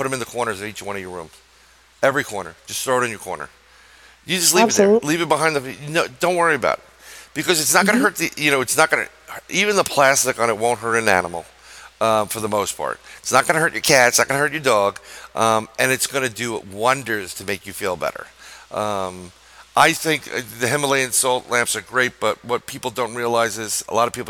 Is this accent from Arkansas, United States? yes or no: no; New York, United States; I'm a New Yorker